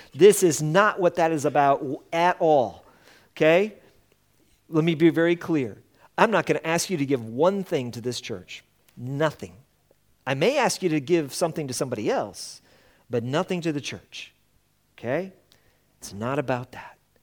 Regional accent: Colorado, United States; moved away; we come from Colorado

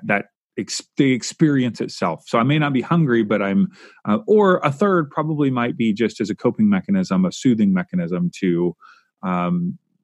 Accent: Kentucky, United States; when I grew up in Kentucky

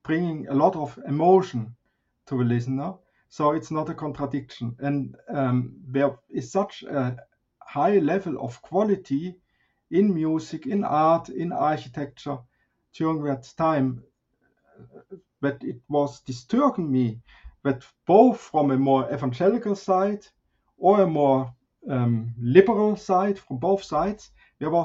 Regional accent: Swabian Jura, Baden-Württemberg, Germany; moved away as an adult; also born or lived in Basel, Switzerland; I was born and raised in Germany on the Swabian Jura or Swabian Alps

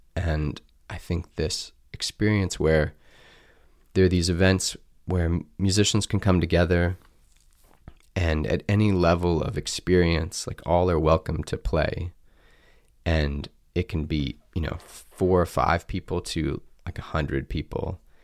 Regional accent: Columbia, United States; moved away as an adult; growing up in Columbia

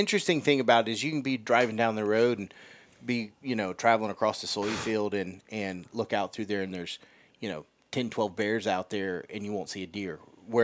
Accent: South Carolina, United States; You know, I grew up in South Carolina, so when I lived there in the state, where I deer hunted, the limit was $2 a day.

